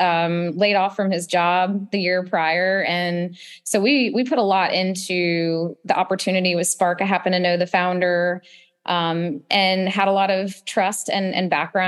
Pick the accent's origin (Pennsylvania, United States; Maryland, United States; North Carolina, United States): North Carolina, United States; Charlotte; I grew up in Charlotte